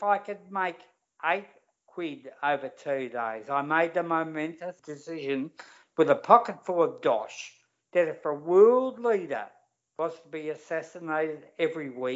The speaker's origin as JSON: {"language": "English", "town": "Melbourne", "region": "Victoria", "country": "Australia", "tie": "born or raised there", "also_born_or_lived": "Broadmeadows", "said": "I was raised in North Melbourne"}